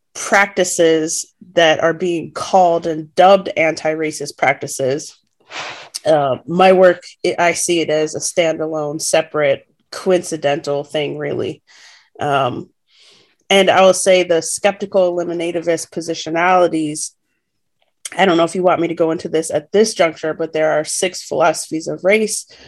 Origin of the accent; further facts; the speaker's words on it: United States; as an American